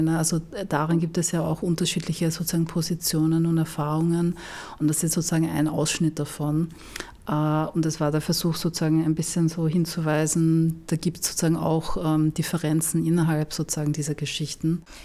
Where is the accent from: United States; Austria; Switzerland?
Austria; Vienna; ich komme aus Wien